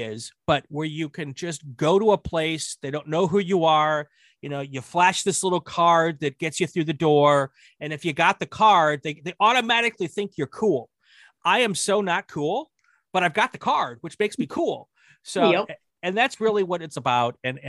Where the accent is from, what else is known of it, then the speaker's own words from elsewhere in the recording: Midwest, United States; the first time I moved from my home growing up in the Midwest to Atlanta region